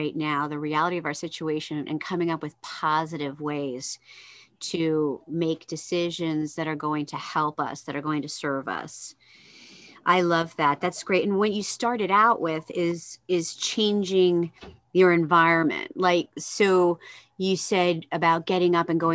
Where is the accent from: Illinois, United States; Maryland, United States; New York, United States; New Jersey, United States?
New Jersey, United States; I grew up in New Jersey